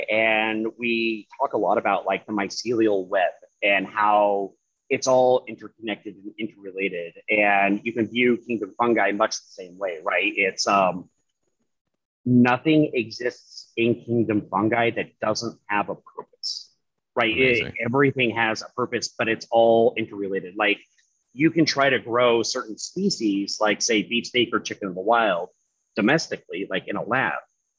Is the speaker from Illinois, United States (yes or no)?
no; Alaska, United States; given my history growing up in Alaska and everything